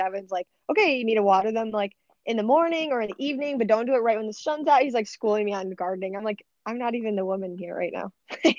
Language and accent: English; Addison, United States; like Addison where I'm from.